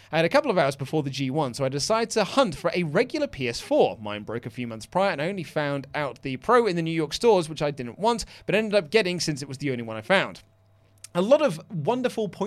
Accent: Brazil; I'm from Brazil, my grandparents were Japanese and Italian, so I'm kind of weird.

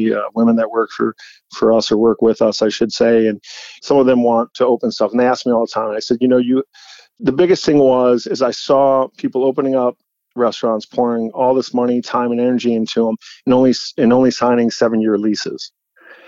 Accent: St. Paul, Minnesota, United States; now in New York, United States; I grew up in St. Paul, but I grew up in suburbs kind of too

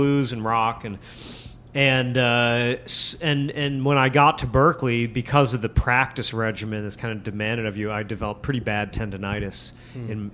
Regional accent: Binghamton, New York, United States; moved away; also born or lived in Boston; I grew up in the wilds of upstate New York

